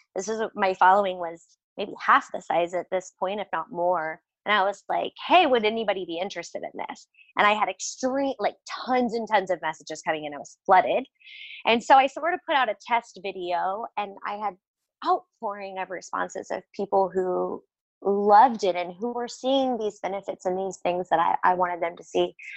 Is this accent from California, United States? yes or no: no; Missouri, United States; I'm from Missouri, but my family definitely skews Southern.